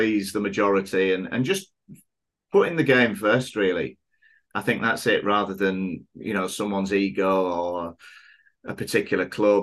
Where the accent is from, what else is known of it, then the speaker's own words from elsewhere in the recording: England, United Kingdom; moved away as an adult; now in Thailand; when we were growing up in England